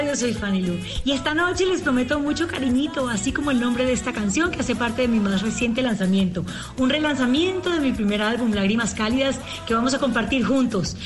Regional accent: Cali, Valle del Cauca, Colombia; Yo soy caleña

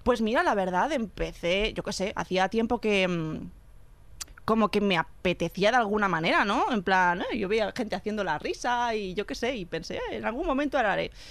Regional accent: Catalonia, Spain; also born or lived in Argentina; soy catalana

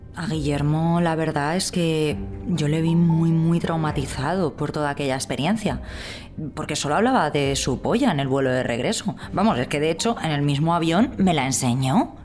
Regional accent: Alfafar, Valencian Community, Spain; me crié en Alfafar, que está muy cerquita de la albufera

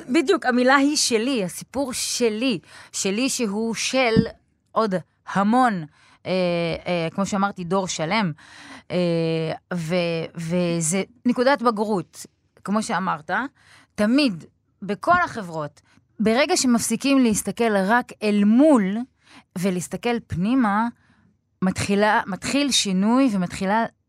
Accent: Beersheba, Southern District, Israel; also born or lived in Budapest; גדלתי בבאר שבע, נולדתי בבודווסט

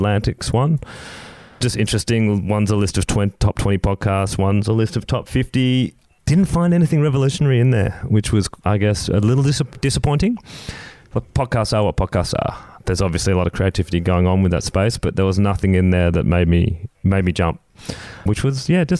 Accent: London, United Kingdom; I grew up in London

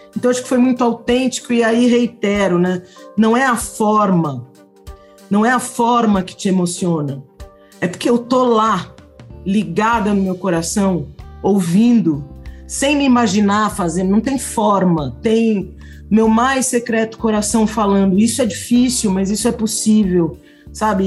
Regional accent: São Paulo, Brazil; eu sou paulista paulistana da gema

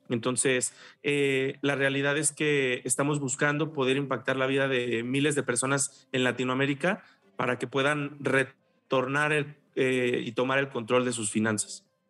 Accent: Mexico; en nuestra idiosincrasia como mexicanos, como latinos

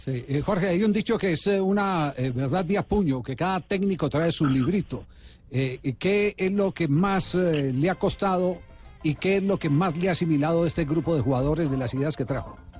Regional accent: Colombia; como colombiano

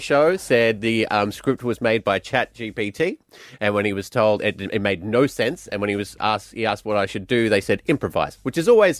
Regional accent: Glasgow, Scotland, United Kingdom; now in Australia; My hometown of Glasgow. It's a wonderful wee city. It's actually quite nice now compared to when I grew up there.

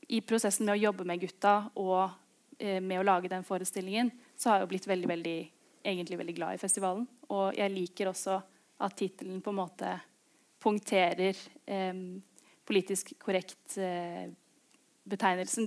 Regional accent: Oslo, Norway; Begge foreldrene mine er derfra, men jeg har vokst opp i, i Oslo.

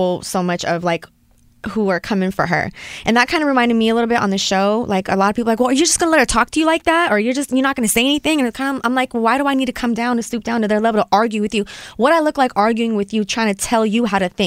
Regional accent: Los Angeles, California, United States; I was born here in Hollywood, and I remember when I went to school in the Valley

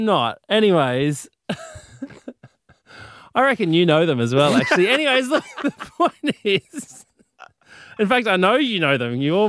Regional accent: Sydney, New South Wales, Australia; moved away as an adult; now in Brisbane, Australia; Have you ever looked at your hometown like a tourist?

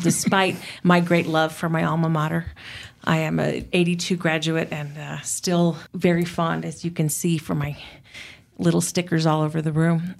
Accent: United States; being an American

